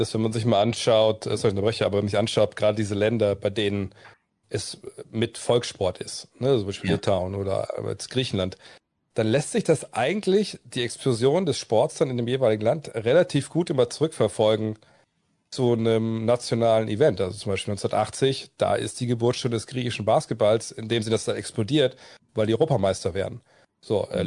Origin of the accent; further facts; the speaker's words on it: Wolfsburg, Lower Saxony, Germany; eine Mark pro Viertel bei uns in Wolfsburg in der Spielothek